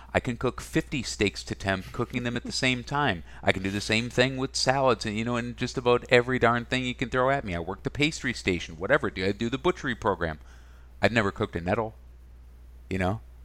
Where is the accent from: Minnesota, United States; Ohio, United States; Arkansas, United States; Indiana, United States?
Minnesota, United States; also born or lived in Wisconsin; I was born in Wisconsin. I grew up in Minnesota